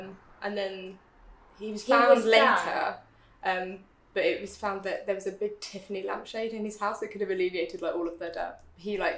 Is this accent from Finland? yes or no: no; United Kingdom; I'm British.